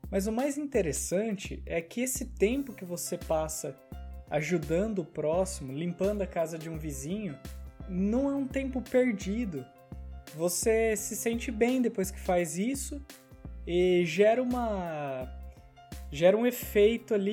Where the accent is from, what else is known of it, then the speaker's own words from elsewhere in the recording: Brazil; moved away as an adult; Cara, eu sou de fora aqui. A gente mudou do Brasil, um lugar que a gente nunca viu neve, pra cá.